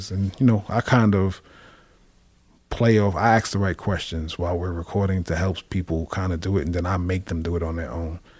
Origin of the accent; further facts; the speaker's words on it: West Coast, United States; I'm from the West Coast.